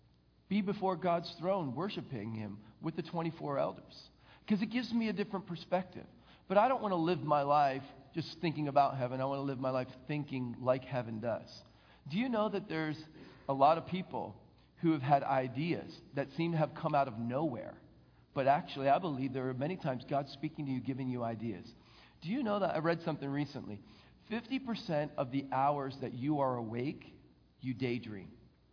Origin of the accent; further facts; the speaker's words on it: the North, United States; Look, I'm from the North, you're from the South.